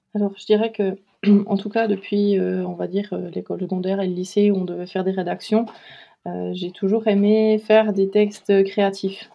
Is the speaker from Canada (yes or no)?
no; Switzerland; moved away as an adult; also born or lived in Doubs, Bourgogne-Franche-Comté, France; now in France; je suis née en Suisse, où j'ai vécu euh, la plupart de ma vie